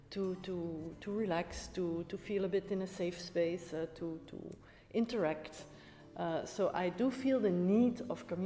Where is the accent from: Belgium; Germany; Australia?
Belgium; Brussels, Brussels-Capital Region; English is a second language; I'm …. I'm from Brussels. I was bor- born in Brussels uh, almost 50 years ago.